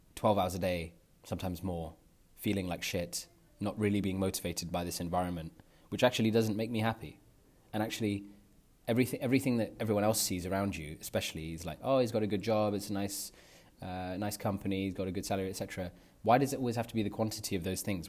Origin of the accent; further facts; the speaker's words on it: London, United Kingdom; moved away as an adult; now in Netherlands; I grew up in North London